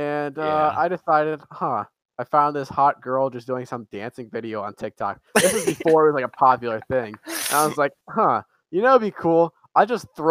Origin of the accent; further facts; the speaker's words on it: East Coast, United States; we're all from the East Coast